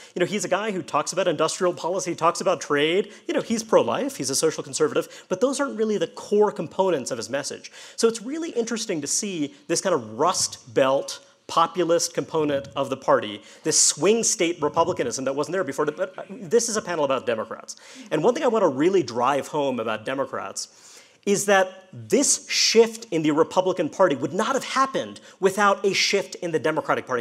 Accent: New York City, New York, United States; So I'm from uh, New York. Uh, I, born and raised in Brooklyn

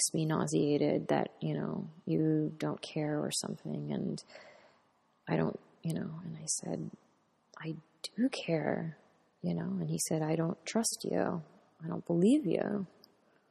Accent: United States; being American

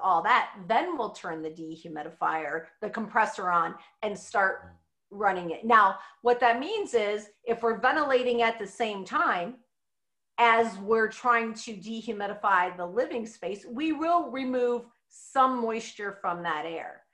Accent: Midwest, United States; growing up in the Midwest

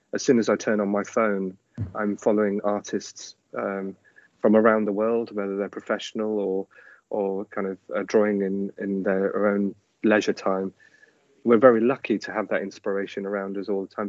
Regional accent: Leeds, Yorkshire and the Humber, United Kingdom; I grew up in Leeds

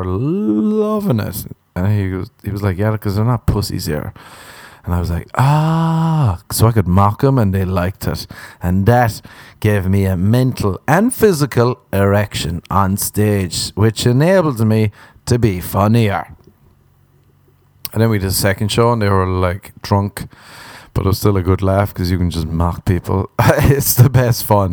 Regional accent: Ireland

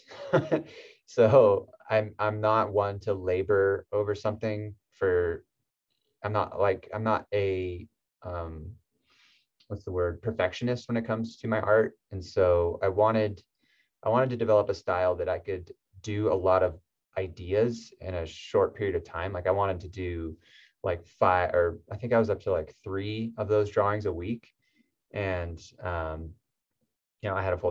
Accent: Southern California, United States; I'm from Southern California

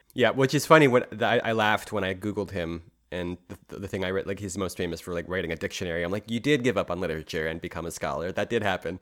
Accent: Philadelphia, Pennsylvania, United States; as a Philadelphian

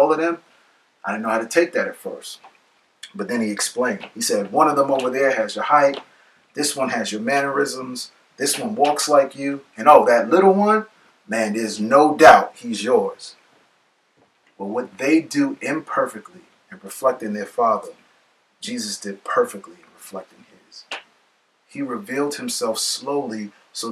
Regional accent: New York City, New York, United States; Growing up in the Bronx

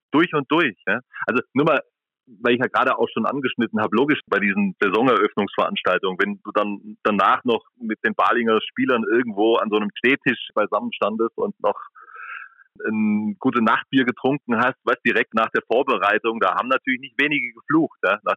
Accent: Ehingen, Baden-Württemberg, Germany; Ich komme aus Ehingen, das ist eine kleine Stadt in Baden-Württemberg

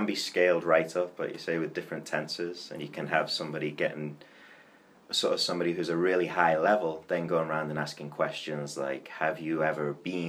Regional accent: England, United Kingdom; moved away as an adult; now in Chile; I'm from England. I've been in Chile for a little over a year

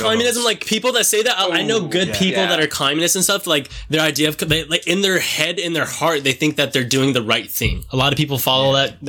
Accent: New Mexico, United States; Dude, I grew up in New Mexico.

